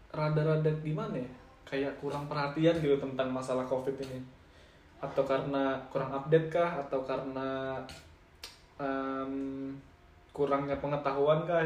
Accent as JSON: {"language": "Indonesian", "region": "East Kalimantan", "country": "Indonesia", "tie": "born or raised there", "said": "ini sih di kampungku itu masih dikategorikan masih zona hijau eh di Kalimantan Timur ya sekarang sudah nomor 4 kan di Indonesia kan"}